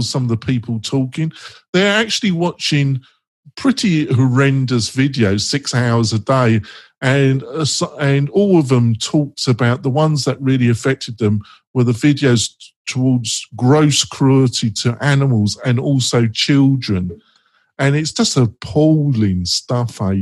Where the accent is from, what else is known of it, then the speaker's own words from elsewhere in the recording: England, United Kingdom; I'm English